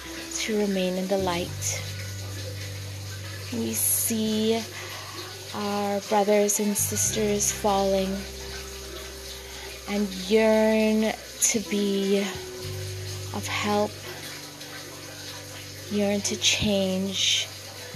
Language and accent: English; Trinidad & Tobago; now in Canada; my home country of Trinidad and Tobago